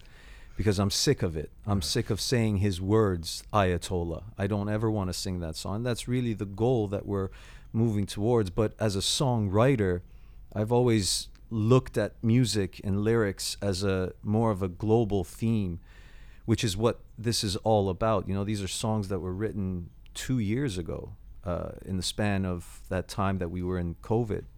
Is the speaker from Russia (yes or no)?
no; Toronto, Ontario, Canada; moved away as an adult; now in London, United Kingdom; the city I grew up